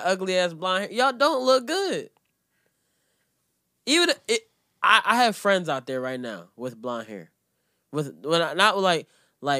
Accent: Jamaica; I'm Jamaican to the core

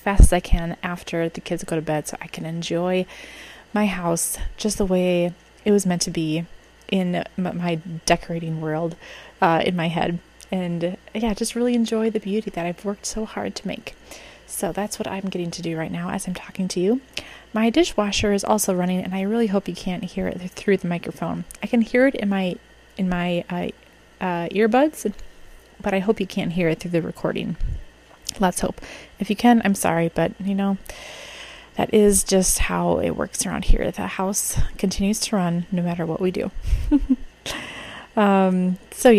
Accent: Minnesota, United States; as a Minnesotan who experiences the worst of winter

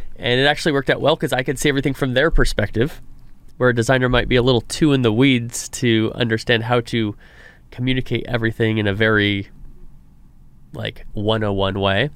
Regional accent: Reedley, California, United States; it's my hometown, Reedley, California

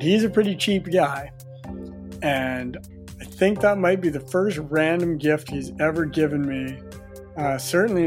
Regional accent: Quadra Island, British Columbia, Canada; I grew up on Quadra Island

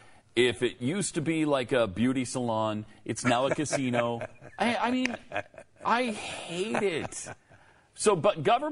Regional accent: Montana, United States; moved away; When I go back to my home state, as I rarely do, but once in a while I go back to Montana.

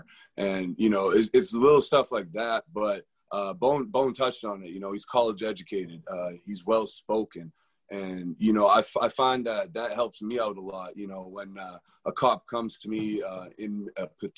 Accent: Winnipeg, Manitoba, Canada; moved away; also born or lived in Southern United States; growing up in Winnipeg

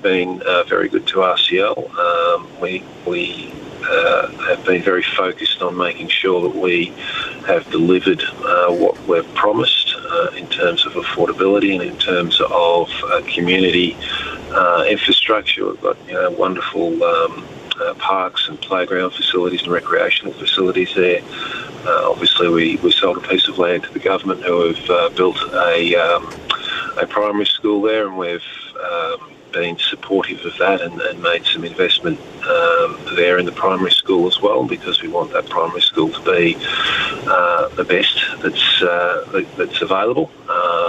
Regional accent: Australia; I am Australian

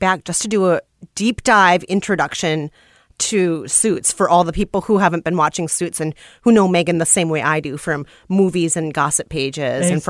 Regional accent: United States; as an American woman of color

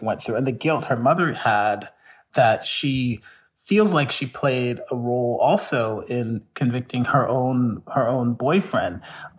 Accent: the South, United States; Growing up in the South, my mother was very much like this.

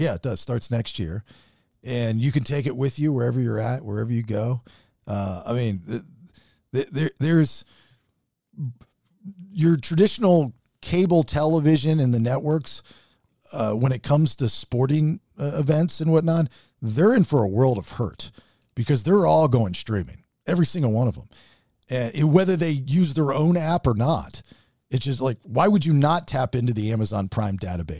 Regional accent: United States; We need a gimmicky national holiday that's just for us Americans.

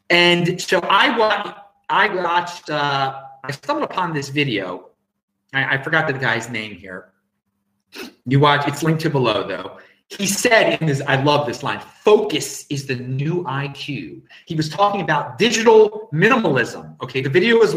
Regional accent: Baltimore, Maryland, United States; now in Australia; I'm from Baltimore originally, and so I still check the Baltimore web, and I will be back in Baltimore in less than 2 weeks for Thanksgiving with the family

